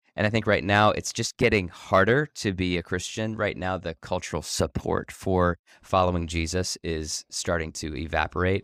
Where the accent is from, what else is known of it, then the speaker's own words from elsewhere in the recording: Ohio, United States; now in Chicago, United States; I grew up in Ohio